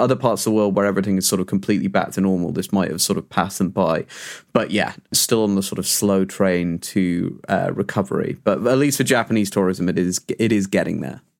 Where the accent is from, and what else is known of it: United Kingdom